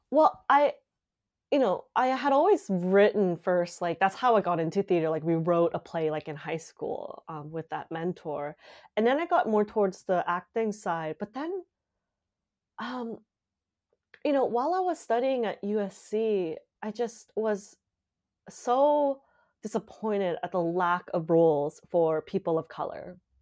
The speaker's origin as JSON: {"language": "English", "town": "Calgary", "region": "Alberta", "country": "Canada", "tie": "born or raised there", "moved": "as an adult", "lives_now": "Montreal, Canada", "said": "we went to, uh, Calgary, and I grew up in Calgary"}